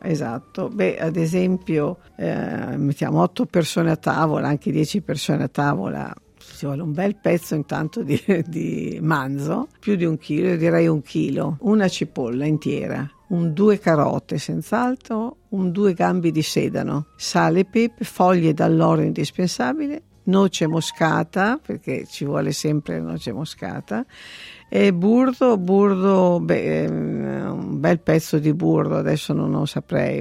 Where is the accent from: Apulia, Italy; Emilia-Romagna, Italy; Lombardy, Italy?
Emilia-Romagna, Italy; Parma; now in Sydney, Australia; Io sono di Parma